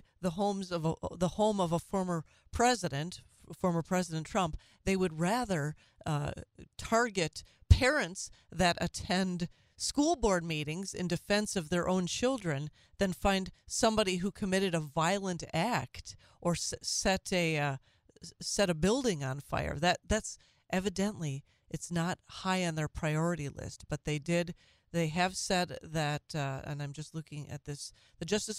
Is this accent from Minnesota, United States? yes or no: yes; Minnesota, United States; moved away; My home state of Minnesota